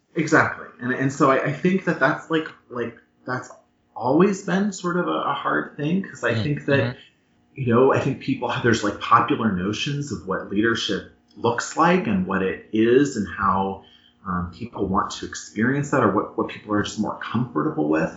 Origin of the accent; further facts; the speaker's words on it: Erie, Pennsylvania, United States; now in Washington, D.C., United States; I'm originally from Erie, Pennsylvania